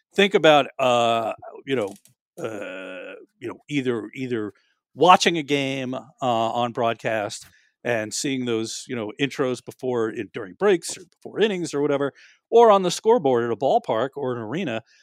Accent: New York, United States; I grew up in New York

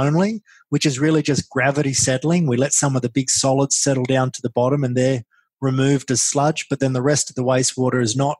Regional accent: Coffs Harbour, New South Wales, Australia; moved away as an adult; also born or lived in Randwick, Sydney; now in Sydney, Australia; I grew up in Coffs Harbour

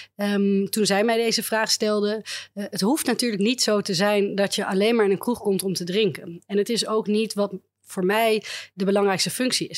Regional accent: Amsterdam, North Holland, Netherlands

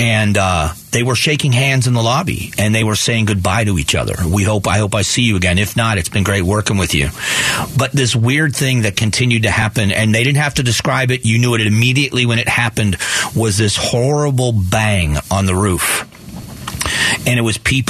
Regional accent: United States; we are Americans

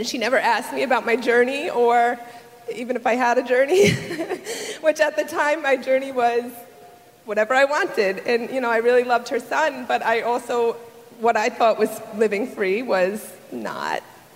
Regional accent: New York, United States; moved away as an adult; now in Southern United States; I lived in New York, and we were moving down south a month later

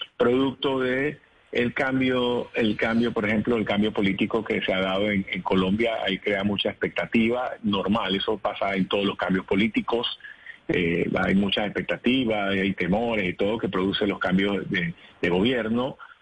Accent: Panama; Nosotros como panameños

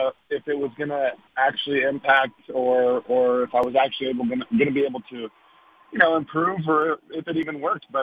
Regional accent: Arlington area, Texas, United States; moved away; where I grew up

